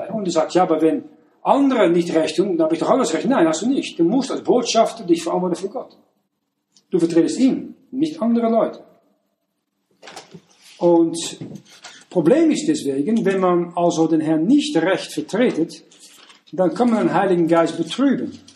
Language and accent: German; Netherlands; Wenn ich nach ähm, morgen gehe, also als Niederländer äh